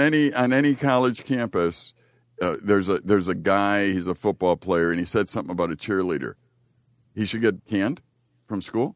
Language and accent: English; Chicago, Illinois, United States; now in Green Bay, United States; I grew up in Chicago in the, in the very Polish neighborhood.